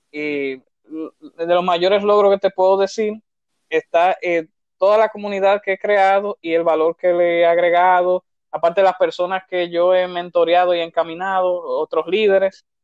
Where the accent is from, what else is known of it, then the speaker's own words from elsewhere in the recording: Santo Domingo, Distrito Nacional, Dominican Republic; vengo desde Santo Domingo, República Dominicana, o sea que soy tu compatriota.